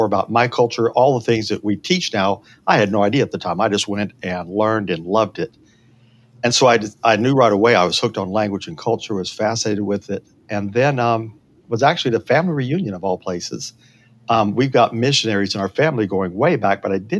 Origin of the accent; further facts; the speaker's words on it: Berea, Kentucky, United States; I grew up in Berea, Kentucky